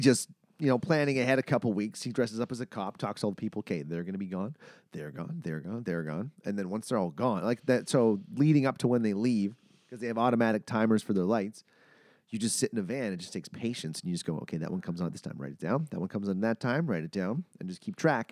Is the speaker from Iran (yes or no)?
no; Manitoba, Canada; I'm from Manitoba. I know what minus forty feels like